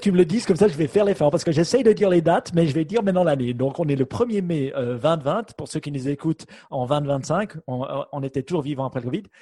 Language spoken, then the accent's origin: French; Switzerland; chez nous en Suisse